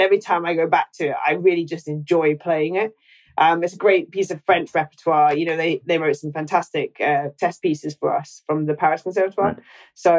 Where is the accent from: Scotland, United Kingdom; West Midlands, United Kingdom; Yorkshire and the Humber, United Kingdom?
Scotland, United Kingdom